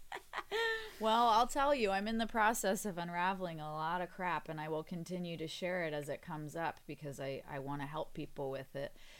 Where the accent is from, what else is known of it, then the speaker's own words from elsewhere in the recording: United States; having half English family now and being American